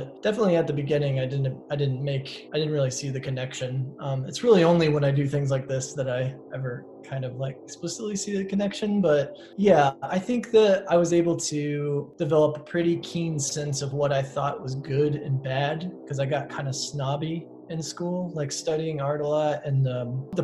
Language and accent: English; Northern Indiana, United States; also born or lived in New York City; now in Bloomington, United States; I was booking shows in my hometown, like at a coffee shop